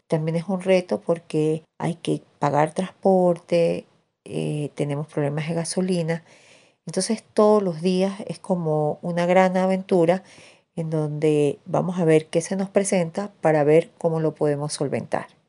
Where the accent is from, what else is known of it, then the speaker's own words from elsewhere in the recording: Tovar, Mérida, Venezuela; Nací en Tobar, un pueblito del estado Mérida, en los Andes venezolanos